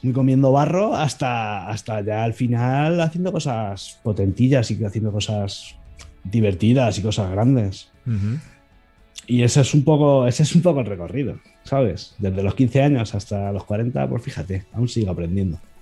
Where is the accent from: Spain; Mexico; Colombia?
Spain; Elda, Valencian Community; me metí en una empresa de aquí de, Alicante, de mi pueblo, de Elda, de donde yo vivo.